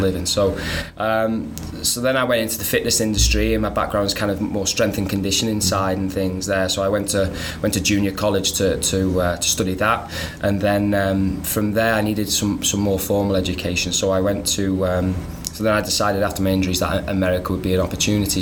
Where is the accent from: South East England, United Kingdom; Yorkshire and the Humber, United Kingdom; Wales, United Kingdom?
Wales, United Kingdom; North; now in United States; born and raised in North Wales